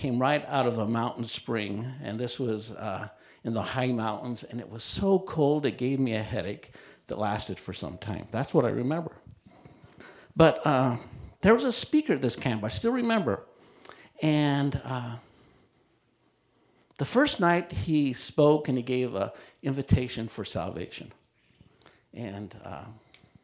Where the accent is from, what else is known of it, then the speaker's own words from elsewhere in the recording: Utah, United States; I grew up in Utah, and there weren't many Christian camps around